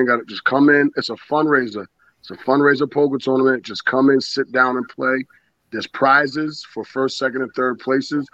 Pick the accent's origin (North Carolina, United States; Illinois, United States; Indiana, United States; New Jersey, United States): New Jersey, United States; moved away; also born or lived in Rhode Island; I'm just from New Jersey